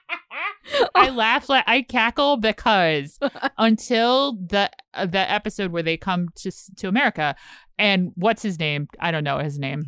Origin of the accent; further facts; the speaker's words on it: Richmond, Virginia, United States; moved away; I'm from Richmond, Virginia